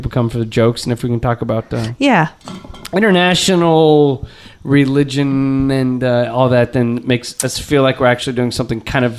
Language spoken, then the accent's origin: English; Torrance, California, United States; I grew up in North Torrance, big Korean population